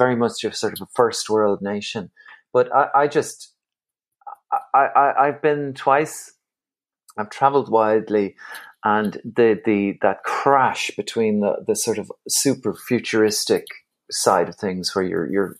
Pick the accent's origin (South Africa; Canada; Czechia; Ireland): Ireland; Galway, Connacht; accent: Irish; also born or lived in Dublin; now in Wicklow, Ireland; I'm born in Dublin, but I grew up in Galway, and now I'm living in Wicklow